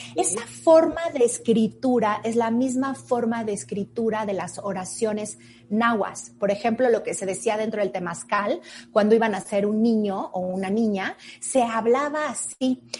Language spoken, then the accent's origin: Spanish; Mexico; esa fusión que realmente somos los mexicanos